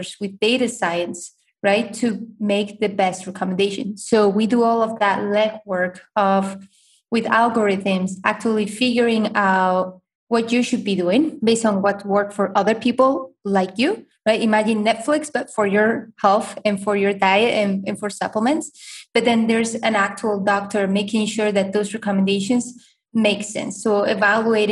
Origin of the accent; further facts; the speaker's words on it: Spain; now in United States; I'm originally from Spain